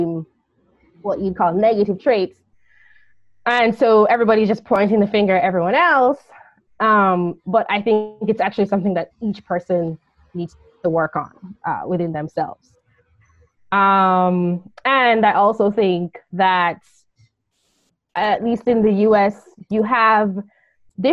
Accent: Jamaica; I'm from Jamaica, I'm probably going to think like another Jamaican

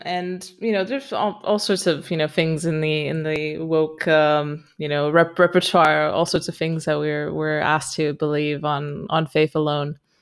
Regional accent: Romania; moved away as an adult; also born or lived in Austria / Barcelona, Spain / United Kingdom; I'm originally from Romania. I am now in Romania.

